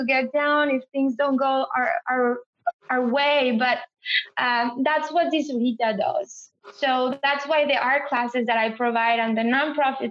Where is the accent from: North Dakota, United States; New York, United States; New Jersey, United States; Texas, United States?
Texas, United States; San Antonio; came from a Latin or Hispanic background, born in San Antonio, feeling like I'm not from Mexico, but I'm not from here. And I have an accent